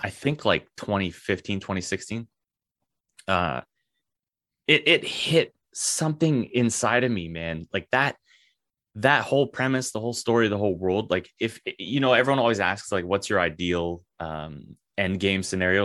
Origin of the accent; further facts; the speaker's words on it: Canada; as a Canadian